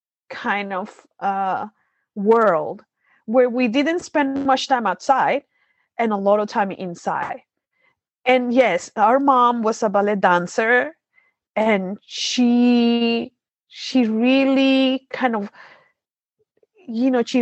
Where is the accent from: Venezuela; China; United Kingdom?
Venezuela; Maracaibo, Zulia; we are from Maracaibo, Venezuela. And like Gabby said, it's the hottest city in the country.